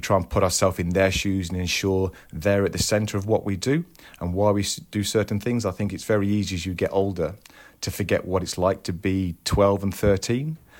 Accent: Tamworth, West Midlands, United Kingdom; moved away as an adult; now in Croydon, United Kingdom; I was brought up in a town just outside Birmingham, um, called Tamworth.

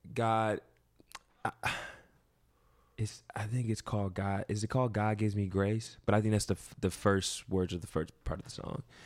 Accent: Ohio, United States; moved away as an adult; also born or lived in Fayetteville, North Carolina; now in New York, United States; I lived there for about three or four years, but I've lived basically my whole life in Ohio

